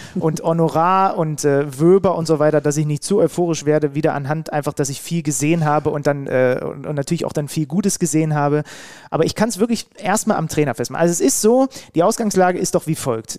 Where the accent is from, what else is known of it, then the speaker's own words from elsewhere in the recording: Leipzig, Saxony, Germany; als gebürtiger Leipziger